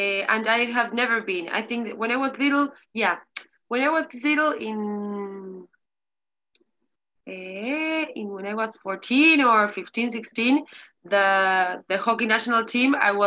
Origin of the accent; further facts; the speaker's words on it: Montevideo, Uruguay; English is a second language; I'm from Montevideo, Uruguay